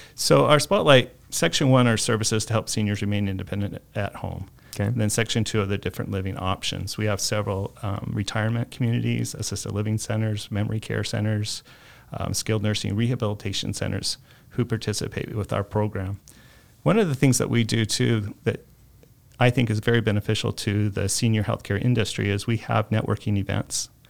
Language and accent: English; Mesa, Arizona, United States; I was born and raised here in Mesa